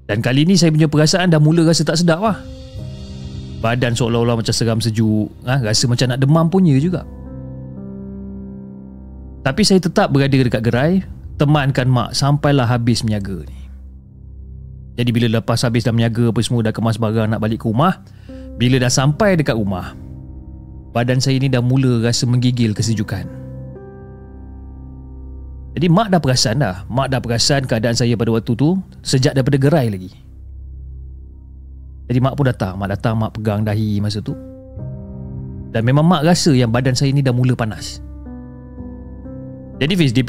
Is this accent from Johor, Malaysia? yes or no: yes; Johor Bahru, Johor, Malaysia; dan saya berasal dari Johor Bahru.